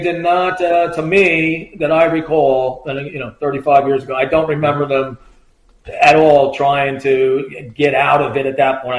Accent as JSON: {"language": "English", "town": "Point Pleasant", "region": "New Jersey", "country": "United States", "said": "I'm from Point Pleasant."}